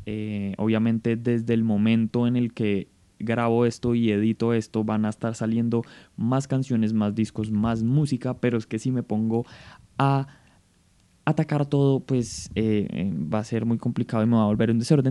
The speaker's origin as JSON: {"language": "Spanish", "country": "Colombia"}